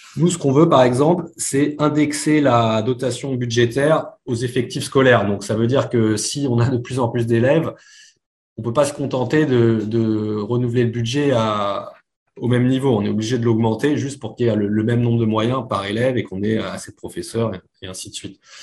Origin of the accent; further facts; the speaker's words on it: Paris, Île-de-France, France; moved away as an adult; also born or lived in United States / Hong Kong; now in London, United Kingdom; je suis originaire de Paris